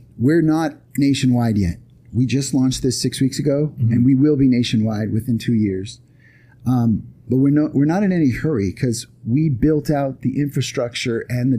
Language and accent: English; Long Beach, California, United States; so I'm from Long Beach too